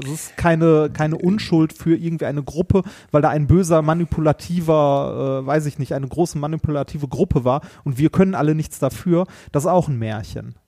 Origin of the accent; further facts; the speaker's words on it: Ruhr area, North Rhine-Westphalia, Germany; also born or lived in Essen; wir sind auch im Ruhrgebiet aufgewachsen